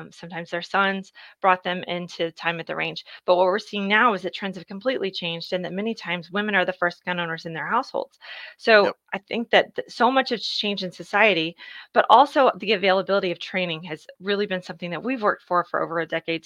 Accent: Dallas, Texas, United States; I grew up in Dallas

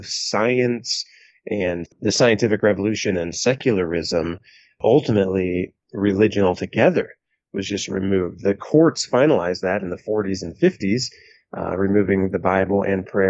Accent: Van Wert, Ohio, United States; my hometown of Van Wert, Ohio

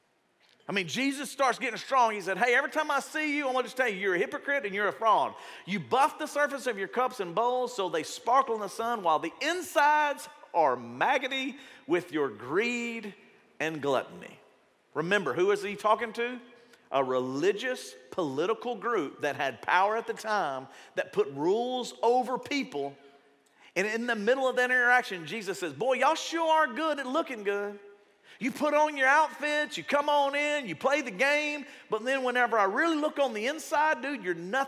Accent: the South, United States; if you grew up in the South, and you grew up in a Baptist church or maybe in another denomination, I was from the Baptist, I'm only speaking from where I grew up

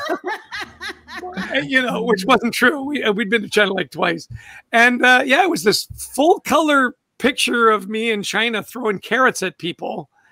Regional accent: Vancouver, British Columbia, Canada; also born or lived in Edmonton, Alberta; born in Edmonton, grew up in Vancouver, British Columbia, spectacularly beautiful city

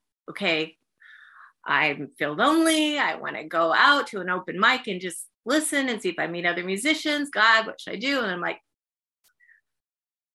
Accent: San Diego, California, United States; moved away as an adult; now in South Carolina, United States; Born and raised.

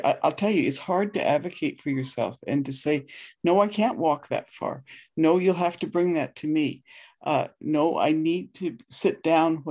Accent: the Himalayan mountains in India, Himalayas, India; now in Canada; I grew up in the Himalayan mountains in India

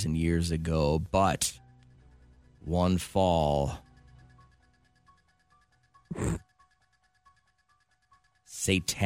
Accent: Belle Plaine, United States; moved away; the small little belly button of Belle Plaine that I grew up

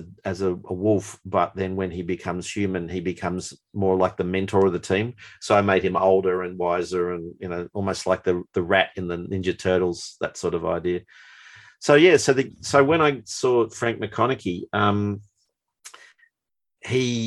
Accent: Melbourne, Victoria, Australia; also born or lived in New Zealand; growing up in Melbourne, it was a fairly Anglo-Celtic society

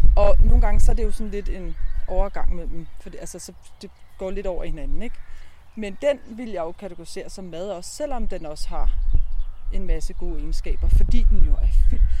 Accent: Borre near Præstø, Zealand, Denmark; moved away as an adult; also born or lived in Copenhagen; Jeg er vokset op her

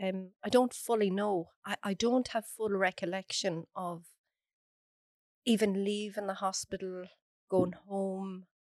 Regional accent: Athlone, Leinster, Ireland

